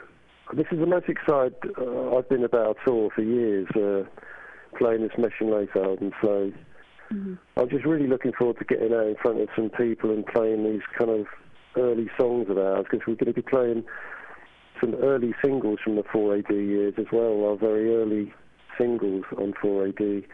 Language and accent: English; England, United Kingdom; Growing up in England, which was a very bleak sort of place in the 70s